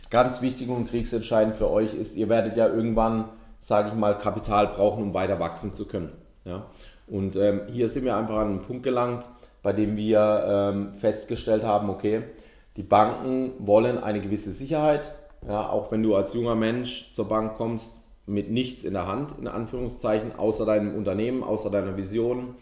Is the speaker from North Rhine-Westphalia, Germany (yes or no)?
no; Ettlingen, Baden-Württemberg, Germany; ich komme aus Ettlingen